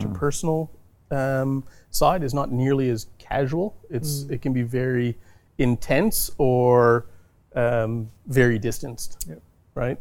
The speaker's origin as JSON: {"language": "English", "town": "Thunder Bay", "region": "Ontario", "country": "Canada", "tie": "born or raised there", "moved": "as an adult", "lives_now": "Australia", "said": "where I grew up in Thunder Bay was a completely hockey mad mm. uh, city"}